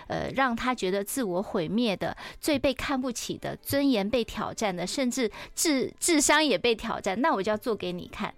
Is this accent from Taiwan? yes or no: yes; Taiwan; 我们是台湾人